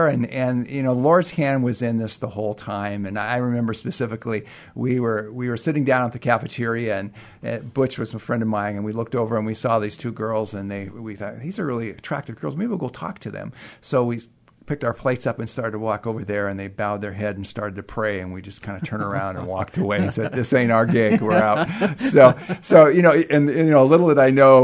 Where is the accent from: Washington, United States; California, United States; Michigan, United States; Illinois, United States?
Washington, United States; Burien; I grew up in Burien, Washington, and attended Highline High School